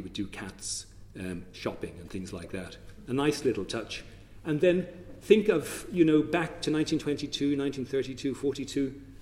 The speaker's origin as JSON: {"language": "English", "country": "Ireland", "said": "our identity as Irish people"}